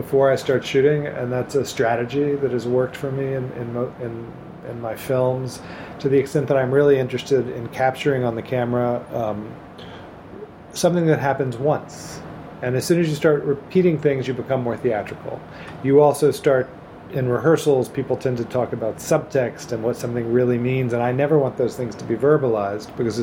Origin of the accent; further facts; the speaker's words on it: Memphis, Tennessee, United States; I grew up in Memphis, Tennessee in the 1960s and 70s.